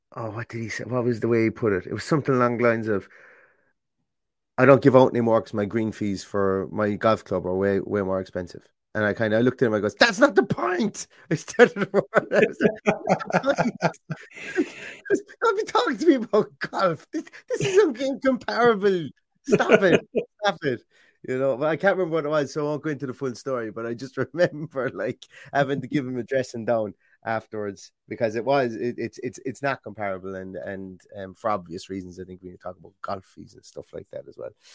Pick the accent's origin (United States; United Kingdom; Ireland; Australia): Ireland; being Irish